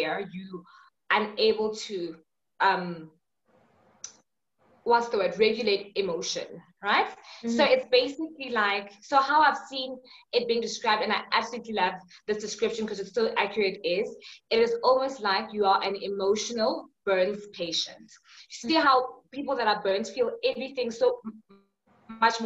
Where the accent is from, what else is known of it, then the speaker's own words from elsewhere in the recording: Johannesburg, Gauteng, South Africa; I'm from South Africa, Johannesburg